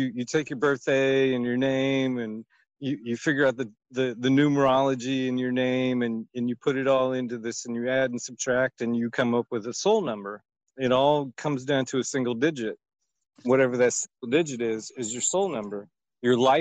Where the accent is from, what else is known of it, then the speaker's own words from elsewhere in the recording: Indiana, United States; now in Arizona, United States; I'm from Indiana